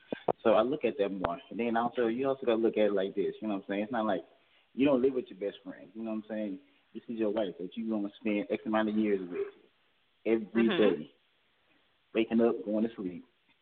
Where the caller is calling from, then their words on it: Georgia, United States; calling from Georgia.